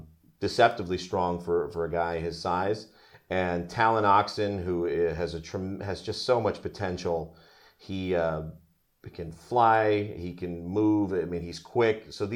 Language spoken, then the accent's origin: English; New Jersey, United States; I went up to New York, which was great because I'm from New Jersey.